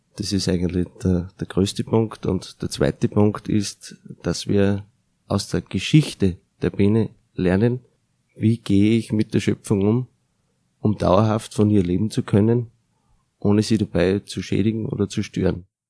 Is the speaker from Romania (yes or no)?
no; Austria; Bei uns in Österreich